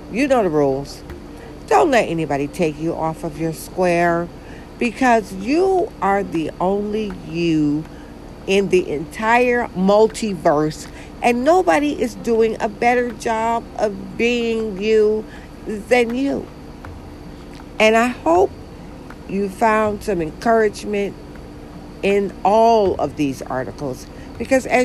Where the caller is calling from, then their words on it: Georgia, United States; And I'm actually recording from Georgia, the state of Georgia.